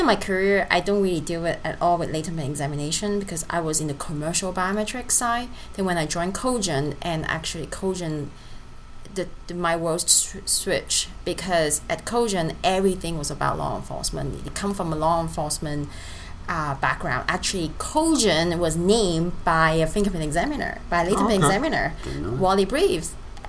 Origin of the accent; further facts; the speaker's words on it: Hong Kong; born there; English is a second language; also born or lived in France; Yes, I was born in Hong Kong.